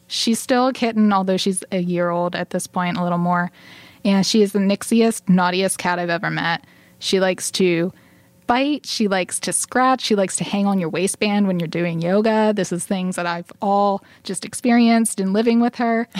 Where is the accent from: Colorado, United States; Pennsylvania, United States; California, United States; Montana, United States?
Pennsylvania, United States; northern Dauphin County; I'm from northern Dauphin County, kind of in a more rural area, surrounded by lots of farmland.